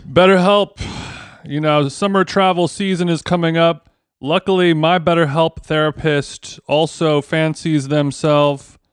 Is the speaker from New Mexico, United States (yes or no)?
no; Huntington Beach, California, United States; I grew up in Huntington Beach